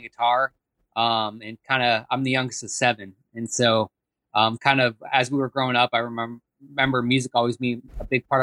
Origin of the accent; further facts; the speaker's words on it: North Dakota, United States; moved away; also born or lived in Florida; I grew up in North Dakota